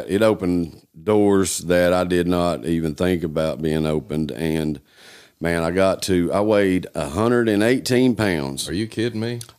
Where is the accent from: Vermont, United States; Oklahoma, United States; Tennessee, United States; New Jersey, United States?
Tennessee, United States; Newport; Um, I'm from Newport, Tennessee.